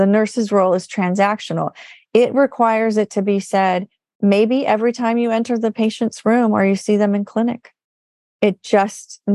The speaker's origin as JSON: {"language": "English", "region": "California", "country": "United States", "said": "I'm from California"}